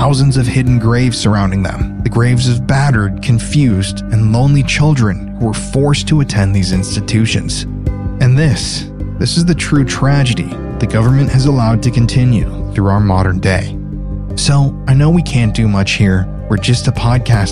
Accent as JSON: {"language": "English", "town": "Sioux Falls", "region": "South Dakota", "country": "United States", "tie": "born or raised there", "said": "the state I grew up in, South Dakota"}